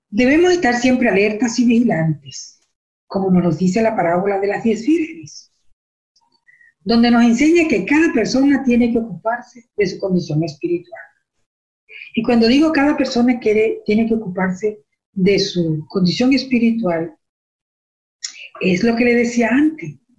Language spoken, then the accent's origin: Spanish; Venezuela; moved away as an adult; now in Canada; yo soy de Venezuela, yo estoy aquí ahora en Canadá